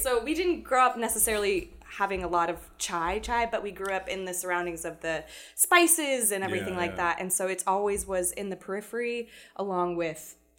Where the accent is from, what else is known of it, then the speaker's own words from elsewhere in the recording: Platte County, Missouri, United States; also born or lived in England; So I grew up in Missouri, but also in England.